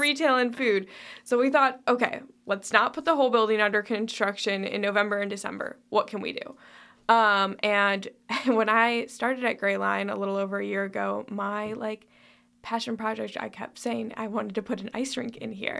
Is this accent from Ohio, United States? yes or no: yes; Toledo, Ohio, United States; moved away as an adult; also born or lived in Chicago / Greece; now in Lexington, United States; I'm originally from Toledo, Ohio.